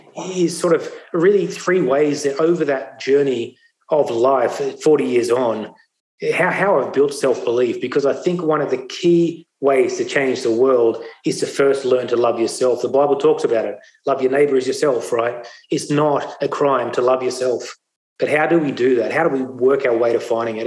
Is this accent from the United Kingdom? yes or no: no; Sydney, New South Wales, Australia; also born or lived in India; my life went on to growing up in the Sutherland Shire